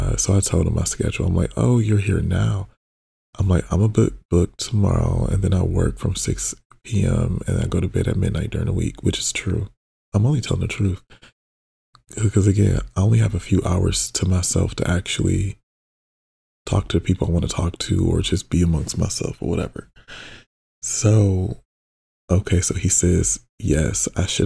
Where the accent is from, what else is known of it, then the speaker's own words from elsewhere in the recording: Detroit, Michigan, United States; now in Los Angeles, United States; It was really nice to be around somebody from like my hometown